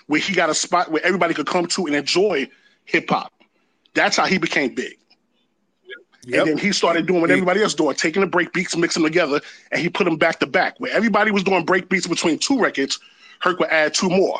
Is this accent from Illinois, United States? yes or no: no; New York City, New York, United States; I'm directly from his block. I'm from Sedgwick